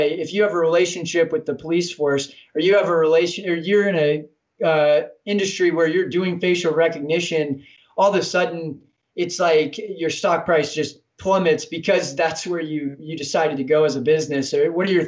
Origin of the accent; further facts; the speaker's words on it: United States; we as American people